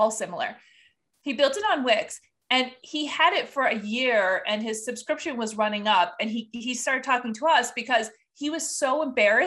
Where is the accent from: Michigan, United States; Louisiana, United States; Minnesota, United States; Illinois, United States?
Michigan, United States; Upper Peninsula of; I grew up in the Upper Peninsula of Michigan in a small village